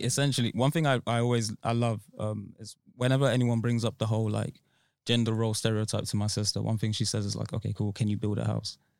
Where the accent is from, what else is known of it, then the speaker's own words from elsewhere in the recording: Nigeria; I was born in Nigeria, so it was in Nigeria